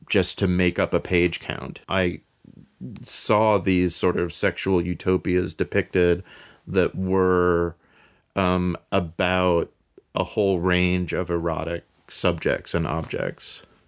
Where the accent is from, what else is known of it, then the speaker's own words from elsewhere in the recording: New York City, New York, United States; moved away; also born or lived in Bay Area, California; I grew up in New York City, on the Upper West Side